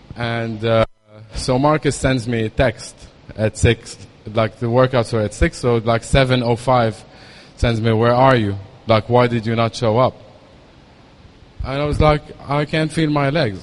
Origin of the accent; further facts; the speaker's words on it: Lebanon; moved away as an adult; also born or lived in Dubai; I was born in Lebanon in 1980